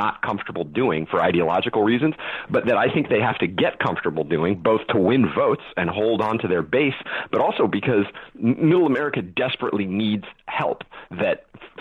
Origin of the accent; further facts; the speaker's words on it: California, United States; moved away; also born or lived in New York; I'm born and raised in California, and I lived a good portion of my life in New York